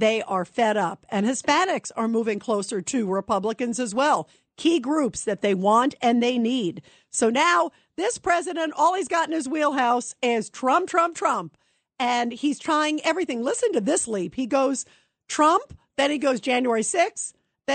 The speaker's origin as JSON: {"language": "English", "country": "United States", "said": "as an American"}